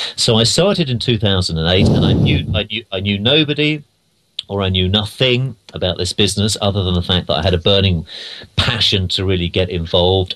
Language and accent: English; London, United Kingdom; moved away as an adult; now in United States; I'm from London originally